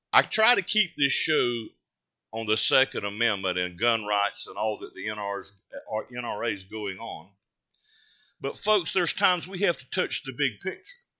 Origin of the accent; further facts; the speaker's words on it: North Carolina, United States; a Carolina grown boy